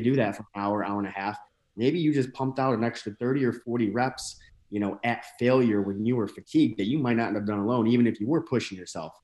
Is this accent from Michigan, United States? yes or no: yes; northern Michigan, United States; moved away as an adult; also born or lived in Saint Louis area, Missouri; now in St. Louis, United States; I'm from a pretty small town in northern Michigan